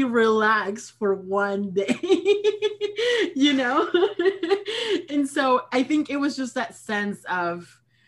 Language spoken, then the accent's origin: English; Peru; also born or lived in Great Lakes area, United States; now in United States; I am originally from Peru, and I have been undocumented for the last 19 years